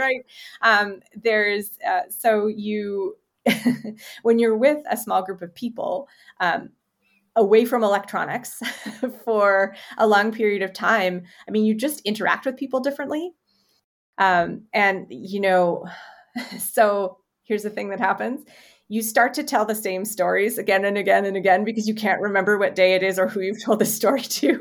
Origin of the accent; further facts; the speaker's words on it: Canada; as a Canadian